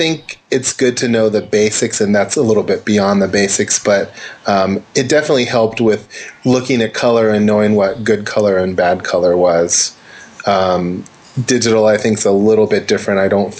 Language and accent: English; Santa Monica, California, United States; But, you know, being born in California or Southern California, I was born in Santa Monica, and grew up here